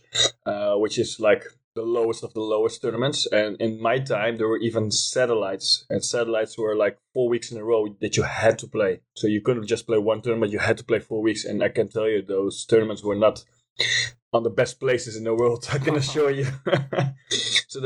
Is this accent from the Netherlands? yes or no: yes; Leerdam, Utrecht, Netherlands; English is a second language; I was born in Leerdam, which is a small city in Holland, in the middle of the country.